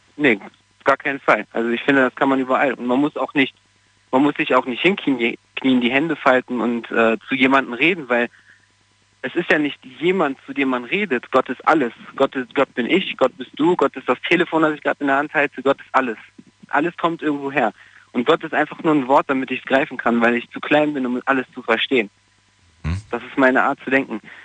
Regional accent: Portugal; now in Germany; Also ich komme aus Portugal

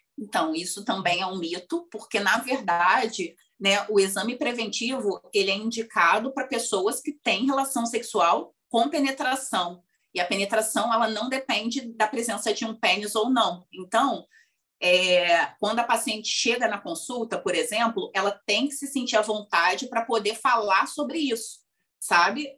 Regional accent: Rio de Janeiro, Brazil; no lugar onde eu cresci, na verdade, que é uma região periférica aqui do Rio de Janeiro

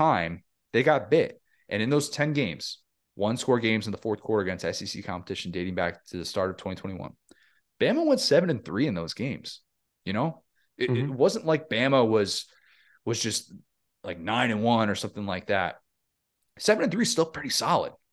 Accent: Midwest, United States; I grew up in the Midwest

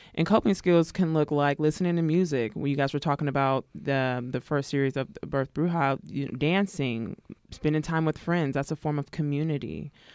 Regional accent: Pittsburg, California, United States; also born or lived in Arkansas; I was born in Arkansas, so that's where my folks are from, but was raised in the East Bay Area, Pittsburgh, California.

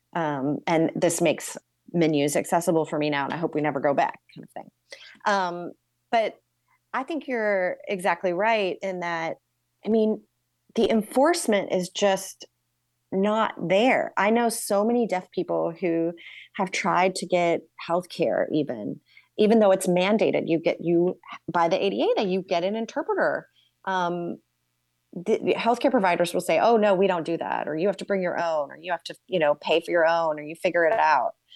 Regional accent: New York, United States; as a New Yorker

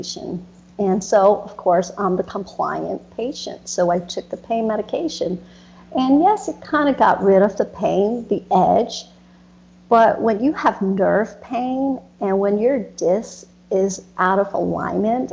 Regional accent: United States; also born or lived in Vietnam; growing up in America

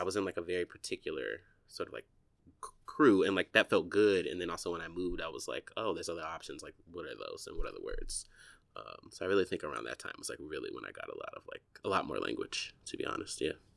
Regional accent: Warner Robins, Georgia, United States; moved away as an adult; also born or lived in Atlanta, Georgia / Texas / Chicago; now in New York, United States; I was born sort of like, if I take it back, uh, like in a small town, um, called Warner Robins, Georgia

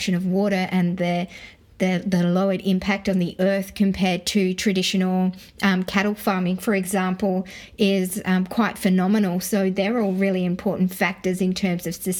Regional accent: Sydney, New South Wales, Australia; my brother and I grew up in Western Sydney

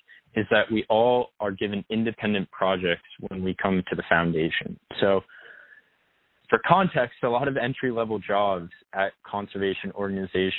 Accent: Bethesda, Maryland, United States; moved away as an adult; also born or lived in St. Louis, Missouri; I grew up in Bethesda, Maryland, which is right outside of Washington, D.C.

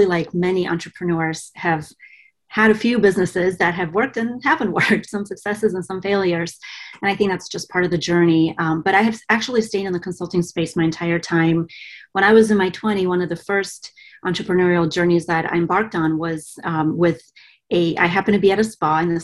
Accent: Bulgaria; now in United States; I was born and raised in Bulgaria

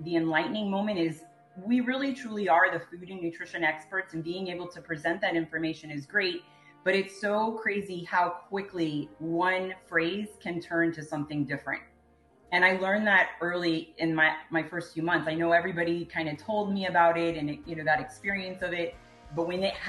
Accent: Miami, Florida, United States; back home to Miami

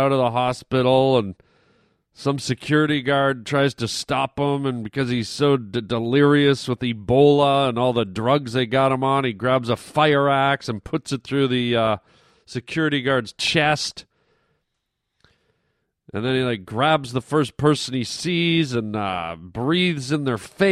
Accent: Canada; moved away; I grew up in Canada

